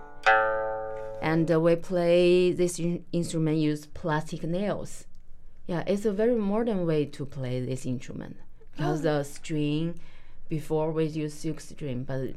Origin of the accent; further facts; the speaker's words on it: China; now in Pittsburgh, United States; I come from China, and I'm a musician